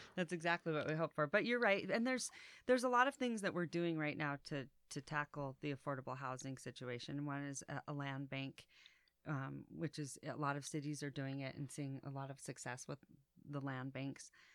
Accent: Reno, Nevada, United States; I was born and raised here

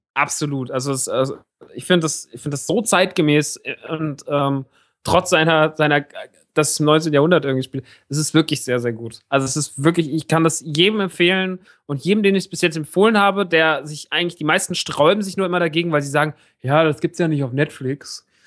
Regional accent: Rodgau, Hesse, Germany; moved away; im Rottgau im Kino meiner alten Heimat

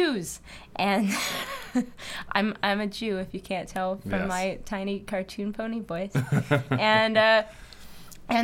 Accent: New Jersey, United States; moved away as an adult; also born or lived in Massachusetts; now in Brooklyn, United States; I was from New Jersey

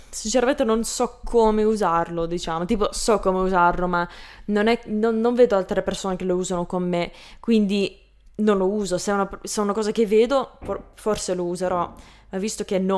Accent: Canada; accent: Canadian; Italian is a second language; perché poi non lo dico perfettamente all'italiana perché ho un accento tra quello, can- quello canadese e quello italiano

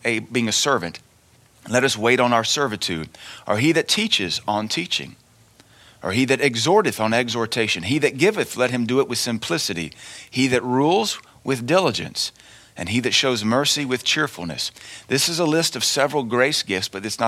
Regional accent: United States; as Americans

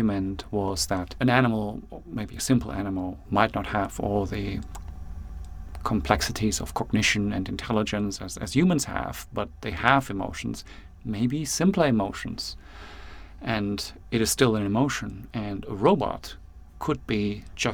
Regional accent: New Zealand

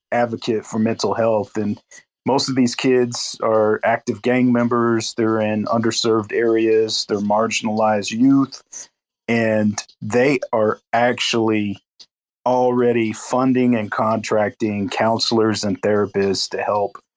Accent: Tulsa, Oklahoma, United States; I'm from Tulsa, Oklahoma

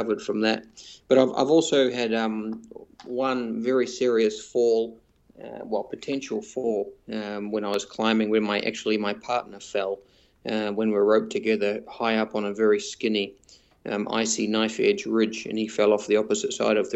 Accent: New Zealand; moved away as an adult; now in Singapore; I'm originally from New Zealand

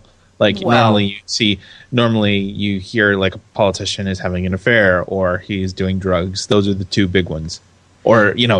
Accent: United States; it's kind of gratifying to me as an American

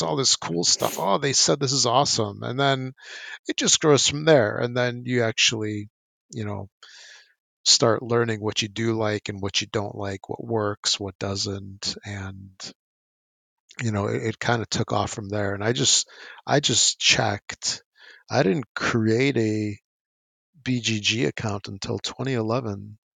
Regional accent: United States; growing up in the States with mass market, you know, Toys R Us games

